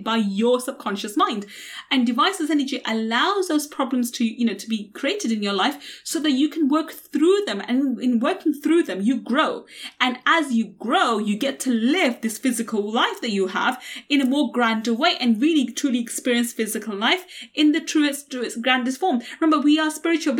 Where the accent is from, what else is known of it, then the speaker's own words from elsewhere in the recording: London, United Kingdom; growing up in East London, on a council estate in East London